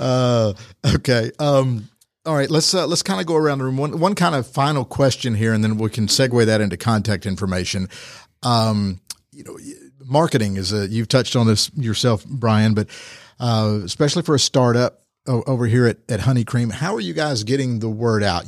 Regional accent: Rome, Georgia, United States; Born and raised in Rome?

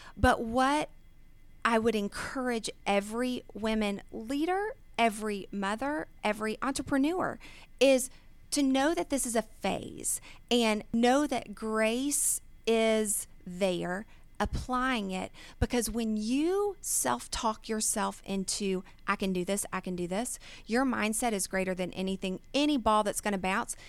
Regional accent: Snellville, Georgia, United States; I was born and raised here in Georgia, um, and I grew up in Snellville

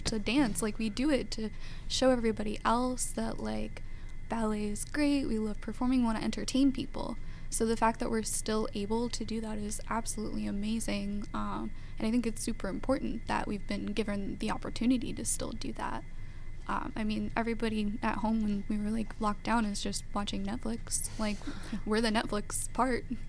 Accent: Georgia, United States; also born or lived in New Jersey / Cincinnati, Ohio / North Carolina; we moved down to Georgia when I was ten

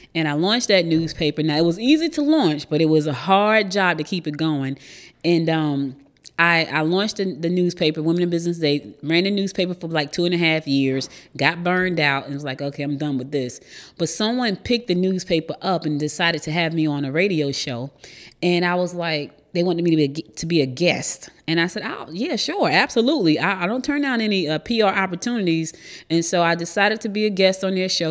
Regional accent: New Jersey, United States; moved away as an adult; now in Georgia, United States; I was born here in Georgia, but I was raised in New Jersey. So I spent the most of my life in Jersey

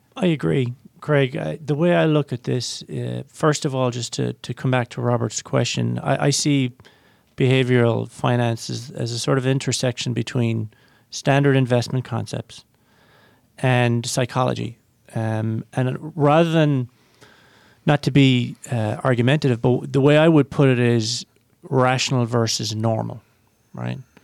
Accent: Ireland; I'm Irish

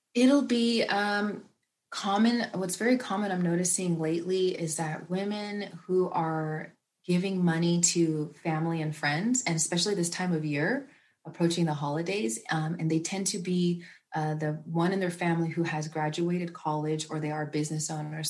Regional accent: the Bay Area, Northern California, United States; growing up in Northern California and the Bay Area

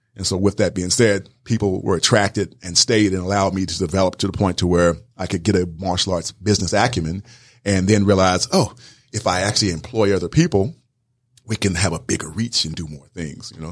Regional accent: South Georgia, United States; moved away as an adult; also born or lived in Wisconsin; growing up in South Georgia

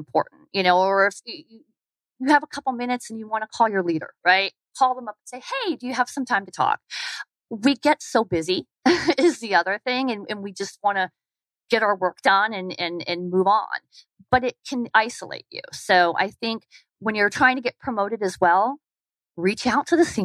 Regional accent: Arizona, United States; moved away as an adult; also born or lived in Atlanta, Georgia; I wanted to come back to Arizona. So I took a virtual position and they said, you can live anywhere. So I came back to my home state

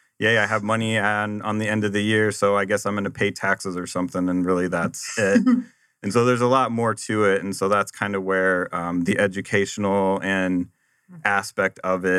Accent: Nebraska, United States; also born or lived in Arizona / Boston; Well, I grew up in Nebraska and moved here to Arizona after I graduated.

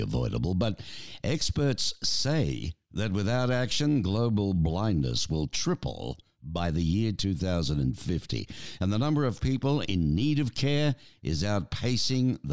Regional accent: Australia; as an Aussie, of course, growing up with our famous flying doctor service

